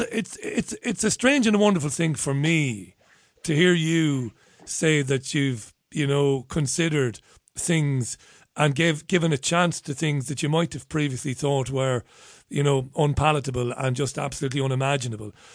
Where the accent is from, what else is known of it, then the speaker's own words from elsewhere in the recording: Ireland; as an Irishman